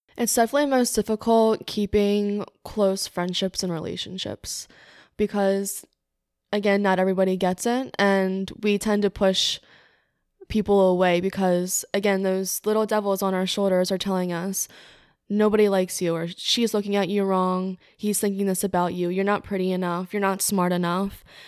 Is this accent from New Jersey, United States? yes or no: yes; Cape May, New Jersey, United States; moved away as an adult; now in Newark, United States; I'm from Cape May, New Jersey, but I'm living in Newark, Delaware right now.